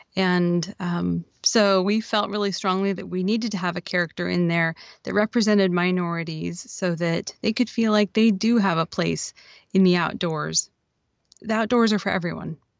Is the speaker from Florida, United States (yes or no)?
no; Oregon, United States; I'm from Oregon.